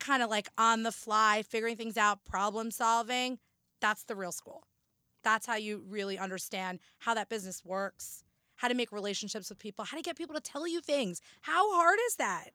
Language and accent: English; New Jersey, United States; also born or lived in Boston; born and raised in Jersey, I still live in Jersey